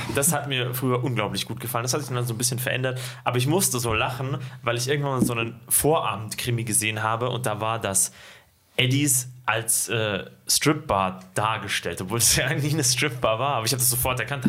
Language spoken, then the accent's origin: German; Ismaning, Bavaria, Germany; now in Bad Aibling, Germany; meinem Heimatort